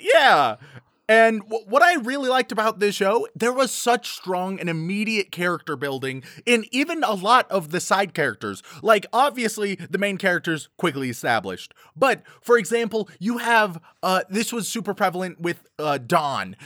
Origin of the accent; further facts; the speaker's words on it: United States; I am an American